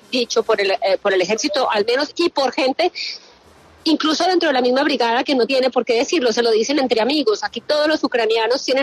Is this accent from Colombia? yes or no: yes; Colombia; como los colombianos no tenemos alerta, pero sabemos cómo es